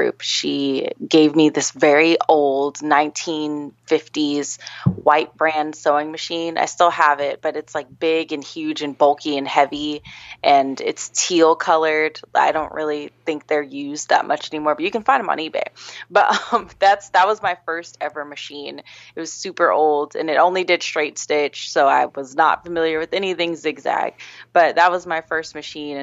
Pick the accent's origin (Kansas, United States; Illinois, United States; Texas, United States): Kansas, United States; Gardner; I grew up in a small town in Kansas called Gardner